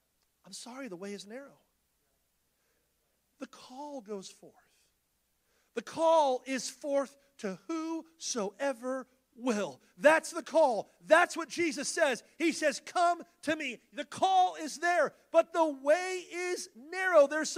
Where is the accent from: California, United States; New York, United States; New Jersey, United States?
California, United States; We come from California